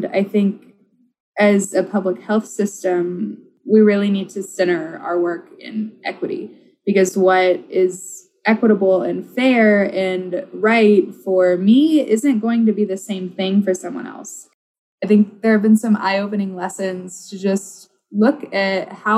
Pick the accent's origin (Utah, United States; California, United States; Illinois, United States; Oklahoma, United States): Oklahoma, United States; now in Minnesota, United States; I grew up in Oklahoma